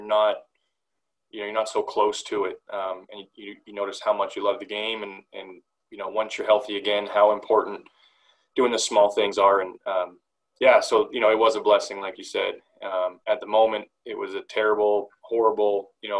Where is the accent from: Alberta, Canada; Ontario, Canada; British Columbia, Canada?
British Columbia, Canada; Delta; I grew up in North Delta, British Columbia, played for the North Delta Blue Jays